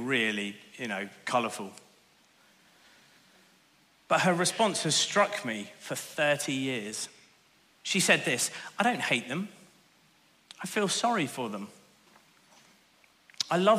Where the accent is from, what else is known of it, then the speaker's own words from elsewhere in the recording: Northern Ireland, United Kingdom; I grew up in Northern Ireland in the late 80s and early 90s